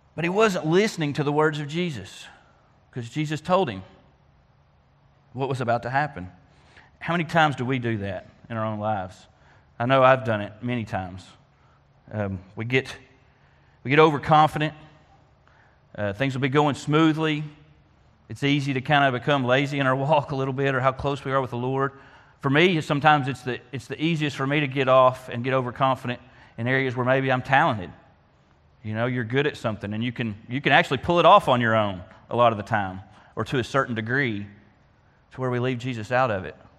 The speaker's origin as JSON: {"language": "English", "area": "Faulkner County", "region": "Arkansas", "country": "United States", "tie": "born or raised there", "said": "being a Faulkner County native myself"}